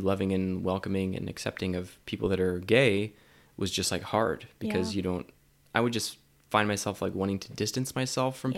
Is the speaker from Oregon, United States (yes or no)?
yes; Oregon, United States; moved away; also born or lived in Utah; I'm from Oregon